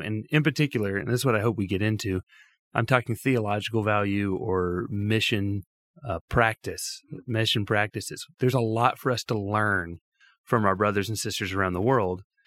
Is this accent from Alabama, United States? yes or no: yes; Tuscaloosa, Alabama, United States; moved away as an adult; now in Phoenix, United States; I grew up in the South, um, the Deep South of Tuscaloosa, Alabama, born and raised there.